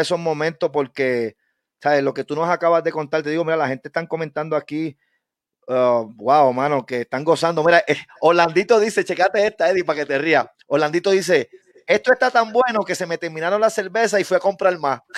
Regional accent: Guánica, Puerto Rico; yo soy de Guánica

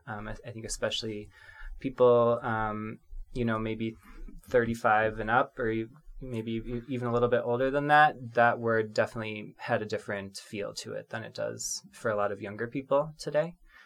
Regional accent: South Korea; I identify as a queer person of color. I'm from South Korea originally.

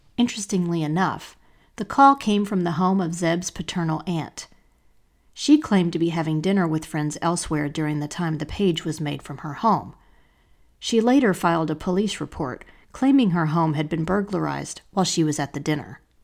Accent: Asheville, North Carolina, United States; born or raised there; moved away as an adult; also born or lived in Charlotte, North Carolina

